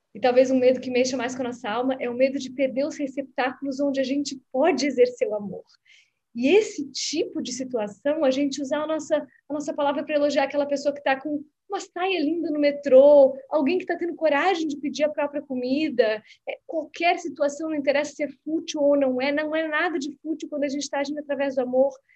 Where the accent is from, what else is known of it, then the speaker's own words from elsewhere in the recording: Blumenau, Santa Catarina, Brazil; moved away as an adult; also born or lived in Florianópolis; now in Rio de Janeiro, Brazil; sou de Blumenau, depois eu moro em Floripa, depois eu morei fora do Brasil